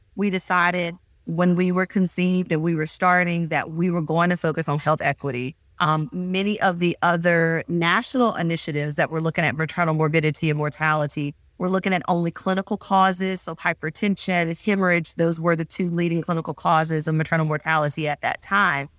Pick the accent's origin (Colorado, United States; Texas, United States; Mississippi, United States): Mississippi, United States; Meridian; moved away; also born or lived in Louisiana; I am originally from Meridian, Mississippi